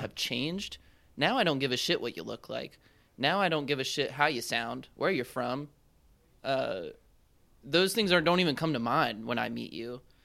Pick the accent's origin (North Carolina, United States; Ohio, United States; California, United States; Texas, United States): North Carolina, United States; Charlotte; moved away; from Charlotte, North Carolina